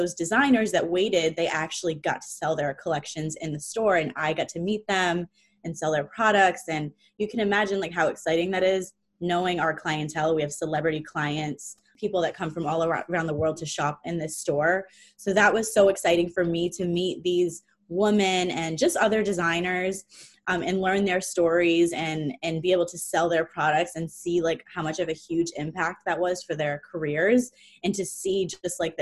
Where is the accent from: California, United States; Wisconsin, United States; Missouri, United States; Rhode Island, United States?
Rhode Island, United States; moved away as an adult; also born or lived in New York / Los Angeles; I moved back to my hometown where I grew up in Rhode Island